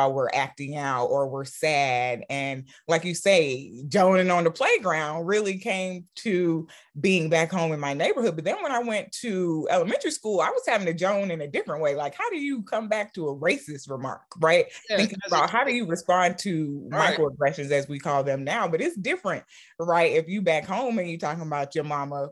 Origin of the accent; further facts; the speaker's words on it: College Park, Georgia, United States; also born or lived in Sierra Leone; growing up in College Park